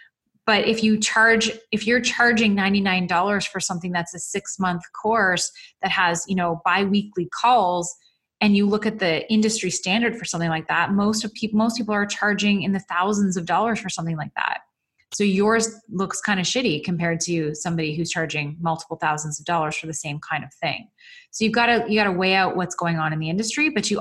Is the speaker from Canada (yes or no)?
yes; Canada; I'm a Canadian